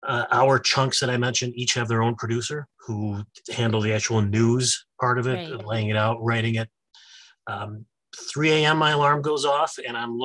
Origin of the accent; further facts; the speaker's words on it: Syracuse, New York, United States; moved away as an adult; now in Rochester, United States; I grew up in around the Syracuse area.